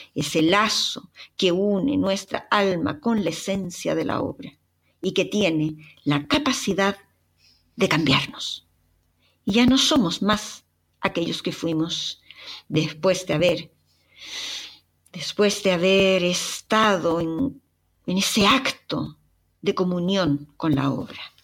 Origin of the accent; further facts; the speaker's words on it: Chile; ¿acaso no os habéis fijado mi acento? ¿No os habéis fijado que soy chilena?